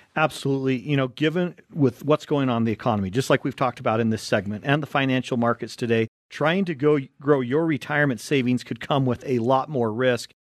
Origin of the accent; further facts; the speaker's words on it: Utah, United States; growing up in Utah